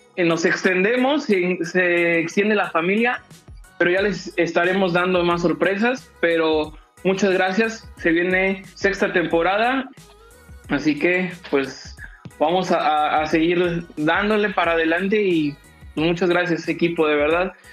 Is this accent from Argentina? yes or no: no; Mexico; tenemos como cultura mexicana